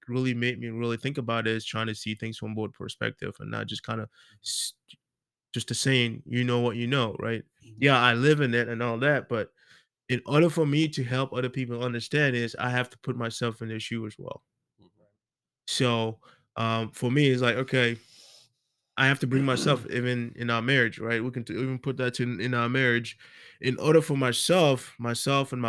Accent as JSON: {"language": "English", "town": "Iowa City", "region": "Iowa", "country": "United States", "tie": "born or raised there", "said": "growing up in Iowa City. My high school was pretty diverse"}